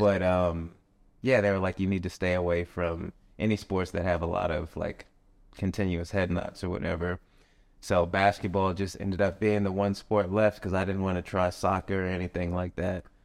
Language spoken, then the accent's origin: English; Tucson, Arizona, United States; moved away; also born or lived in Las Vegas, Nevada; growing up, I'm from Tucson, Arizona